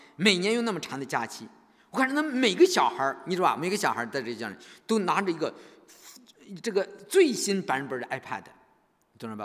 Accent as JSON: {"language": "Chinese", "country": "China", "said": "我们中国人"}